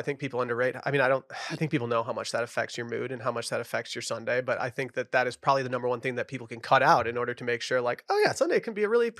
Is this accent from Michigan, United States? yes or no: yes; Michigan, United States; now in Texas, United States; I moved down here from Michigan, from the Midwest to be a snarky Midwest hater down in Texas.